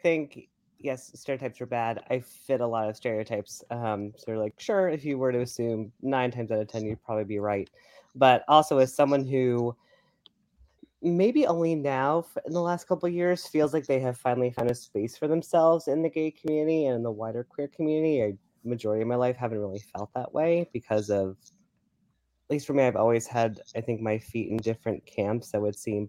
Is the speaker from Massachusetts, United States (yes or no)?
yes; Massachusetts, United States; moved away as an adult; also born or lived in Rhode Island; now in New York, United States; my home state of Massachusetts, because even though, yes, I did, was born and raised there